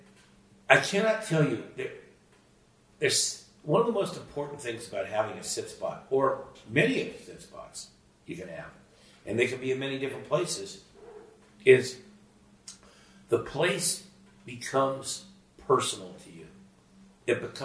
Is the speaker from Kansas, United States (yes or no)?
no; Sunnyvale, California, United States; growing up in Sunnyvale, California, which is now Silicon Valley.